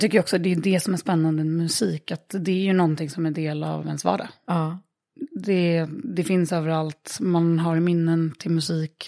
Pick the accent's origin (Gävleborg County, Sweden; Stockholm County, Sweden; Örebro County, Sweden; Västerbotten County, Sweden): Örebro County, Sweden; Örebro; när jag växte upp i Örebro